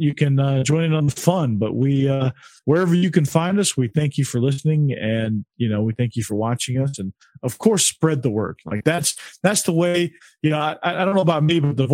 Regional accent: Fayetteville, Georgia, United States; That's where I grew up

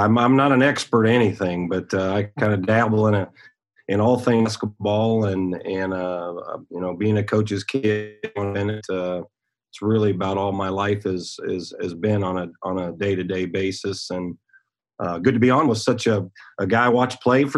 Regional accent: Iowa, United States; moved away as an adult; also born or lived in South Dakota; now in Indiana, United States; Growing up in Iowa, my dad was close with a lot of very good high school coaches

